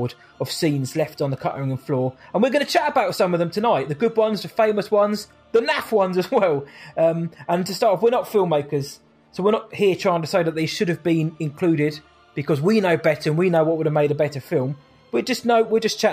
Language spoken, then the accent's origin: English; England, United Kingdom; I'm English